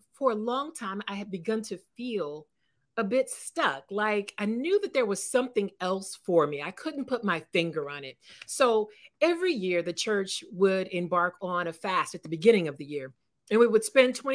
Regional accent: California, United States; moved away as an adult; also born or lived in East Coast (US); I'm a California girl. I'm from California

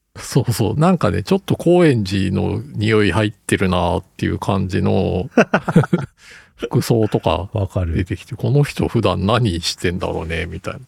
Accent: Tokyo, Japan; moved away as an adult; also born or lived in Chiba; now in Fukuoka, Japan; 千葉で生まれて東京で育って

